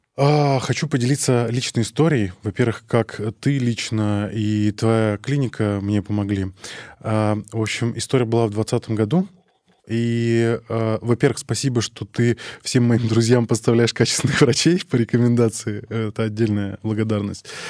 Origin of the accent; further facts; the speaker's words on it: Arkhangelsk Oblast, Russia; я из Архангельской области, э, из маленького поселка